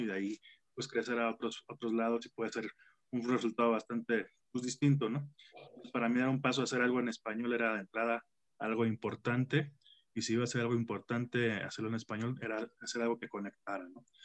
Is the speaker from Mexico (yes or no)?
yes; Tampico, Tamaulipas, Mexico; moved away as an adult; now in Mexico City, Mexico; yo soy de Tampico